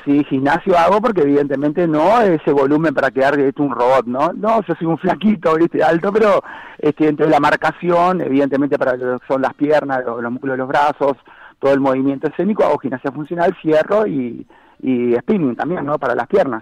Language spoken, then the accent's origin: Spanish; Montevideo, Uruguay; now in Maldonado, Uruguay; soy de Montevideo, me vine a vivir a Maldonado